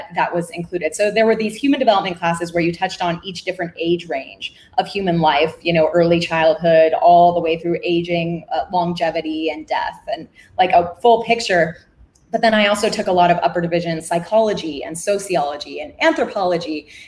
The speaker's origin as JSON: {"language": "English", "region": "California", "country": "United States", "tie": "born or raised there", "also_born_or_lived": "Palo Alto / Mountain View, California", "said": "I grew up in California, actually. I was born about an hour out east from San Francisco"}